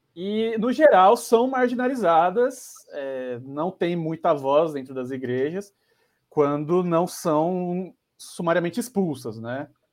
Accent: São Paulo, Brazil; Sou de quebrada aqui de São Paulo, da Zona Sul, Campo Limpo. É, cresci estudando

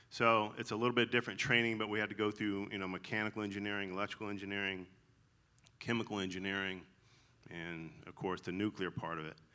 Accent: the South, United States; accent: twang; So if you hear a twang in my voice, that's I'm I'm legally allowed to say y'all because I'm from the South.

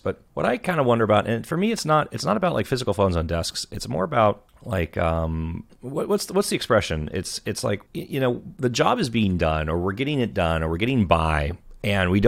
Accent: Southern California, United States; I grew up in Southern California

